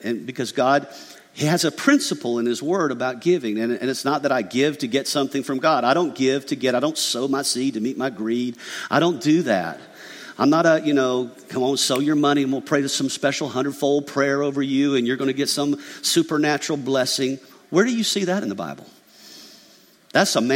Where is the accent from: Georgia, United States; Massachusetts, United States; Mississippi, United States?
Georgia, United States; McDonough; I grew up in McDonough, Georgia, a little country podunk town with a dirt road